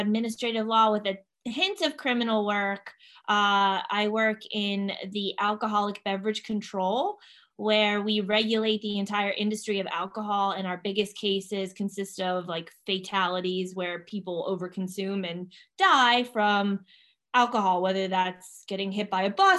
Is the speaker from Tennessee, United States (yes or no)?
yes; Clarksville, Tennessee, United States; moved away as an adult; also born or lived in Manchester, New Hampshire / Boston / New Jersey; we were stationed at Fort Campbell, Kentucky, which is right outside of Clarksville, Tennessee. That's where I grew up for 23 years